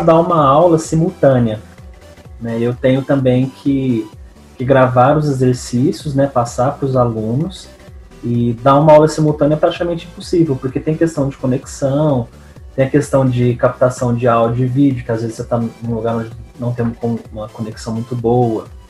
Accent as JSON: {"language": "Portuguese", "town": "Franca", "region": "São Paulo", "country": "Brazil", "said": "eu sou daqui da cidade de Franca"}